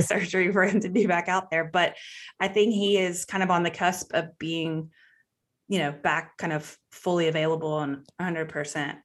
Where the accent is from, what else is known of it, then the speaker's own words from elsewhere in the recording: Waco, Texas, United States; I'm from Waco and I've always grown up as a Cowboys fan